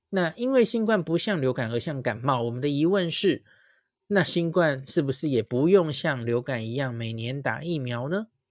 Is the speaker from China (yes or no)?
no; Taiwan; 我们台湾人